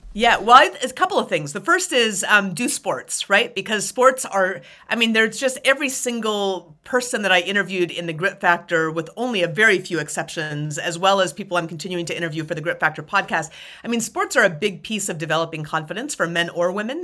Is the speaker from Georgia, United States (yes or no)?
no; Anchorage, Alaska, United States; moved away as an adult; also born or lived in North Carolina; I grew up in the mountains just outside, uh, of Anchorage, Alaska.